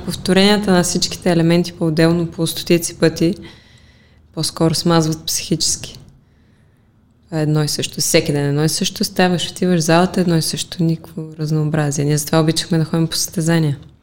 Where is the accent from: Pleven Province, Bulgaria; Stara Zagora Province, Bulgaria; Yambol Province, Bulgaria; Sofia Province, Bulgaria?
Pleven Province, Bulgaria; Pleven; Аз лично го приемам вътрешно, защото си е моя роден град